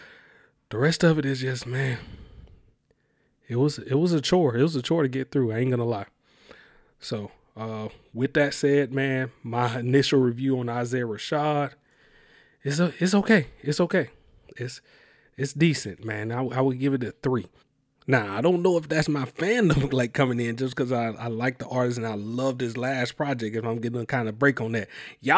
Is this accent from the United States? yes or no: yes; Mobile, Alabama, United States; I you know, I'm from Mobile, Alabama, and then having to travel around, I kind of got a lot what he was saying.